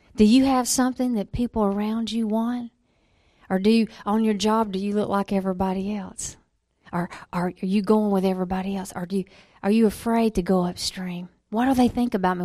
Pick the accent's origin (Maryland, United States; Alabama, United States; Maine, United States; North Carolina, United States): Alabama, United States; I was born in Alabama